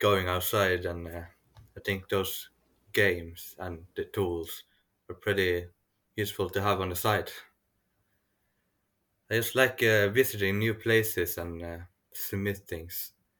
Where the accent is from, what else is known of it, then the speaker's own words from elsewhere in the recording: Norway; I'm from Norway